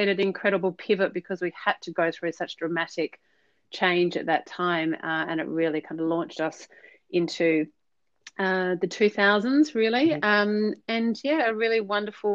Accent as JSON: {"language": "English", "country": "Australia", "moved": "as an adult", "lives_now": "Marlborough, New Zealand", "said": "So by default, I am an Aussie. We moved to New Zealand last January"}